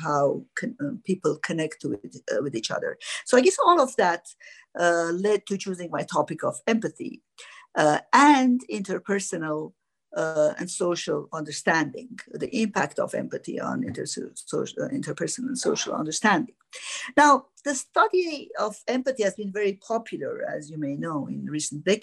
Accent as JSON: {"language": "English", "country": "Iran", "tie": "born or raised there", "also_born_or_lived": "France", "moved": "as an adult", "said": "I was born in Iran in an Armenian family."}